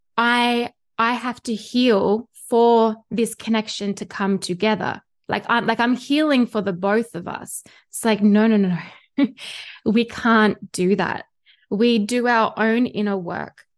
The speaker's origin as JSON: {"language": "English", "country": "Australia", "accent": "Australian", "said": "you can hear by my accent, I am Australian and I live here in Australia"}